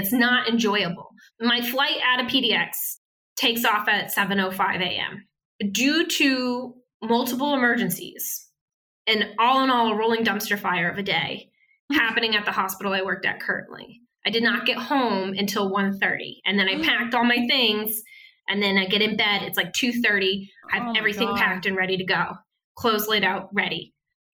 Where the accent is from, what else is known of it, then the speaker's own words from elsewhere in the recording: Northeast, United States; moved away; we're both from the Northeast